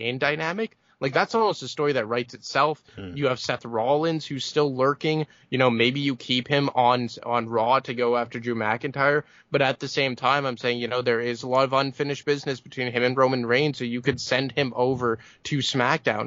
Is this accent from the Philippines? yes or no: no; Montreal, Quebec, Canada; my hometown in Montreal